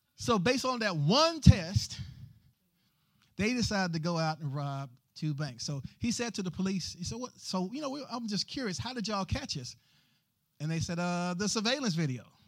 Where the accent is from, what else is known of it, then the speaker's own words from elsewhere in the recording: the South, United States; growing up in the South